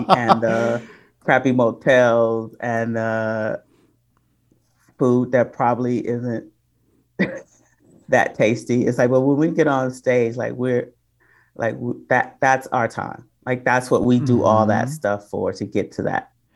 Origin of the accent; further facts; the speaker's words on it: Detroit, Michigan, United States; moved away; also born or lived in Oakland; I'm originally from Detroit, but I started my comedy career in Oakland.